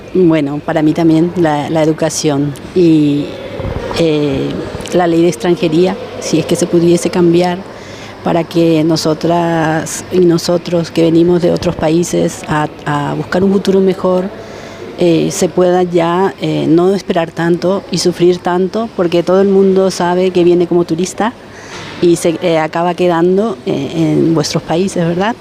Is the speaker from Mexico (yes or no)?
no; Paraguay; moved away as an adult; now in Spain; hasta hoy día no se ha dado en mi país